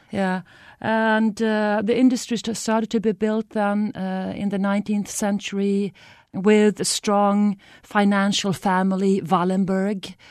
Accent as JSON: {"language": "English", "country": "Sweden", "second_language": "English", "said": "I'm from Sweden."}